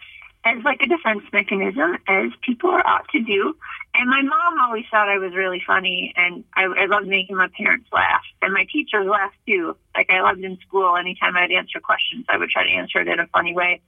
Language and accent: English; northern suburbs of Minneapolis, Minnesota, United States; moved away as an adult; now in California, United States; I'm from Minnesota, born and raised in, like, the northern suburbs of Minneapolis, like Ham Lake and Blaine.